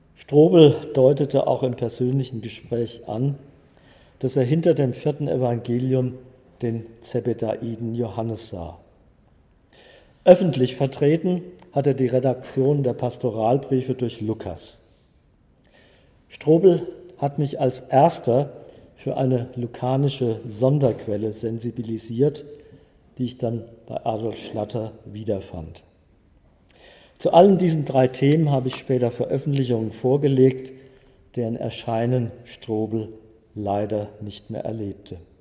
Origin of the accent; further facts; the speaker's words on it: Friedberg, Hesse, Germany; also born or lived in Frankfurt; Ich wurde 1950 in Friedberg in Oberhessen geboren